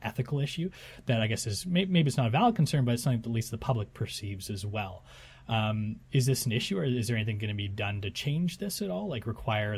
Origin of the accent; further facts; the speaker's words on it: Kingston, Ontario, Canada; I'm from Kingston